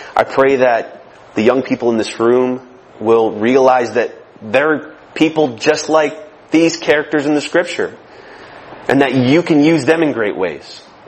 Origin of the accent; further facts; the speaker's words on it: Michigan, United States; I'm from Michigan